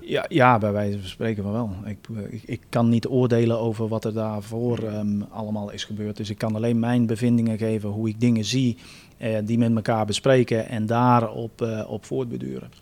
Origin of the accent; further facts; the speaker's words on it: United States; now in Netherlands; Ik ben Amerikaans